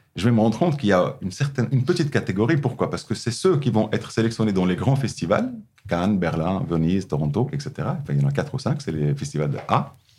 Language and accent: French; Morocco; moved away as an adult; quand j'ai quitté le Maroc la première fois, j'avais 23 ans, j'avais jamais voyagé avant à l'extérieur du Maroc